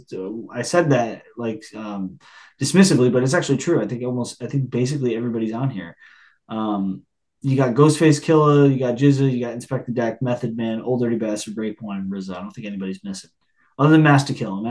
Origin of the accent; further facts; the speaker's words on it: upstate New York, United States; I've grown up in New York, but I'm an upstate New Yorker.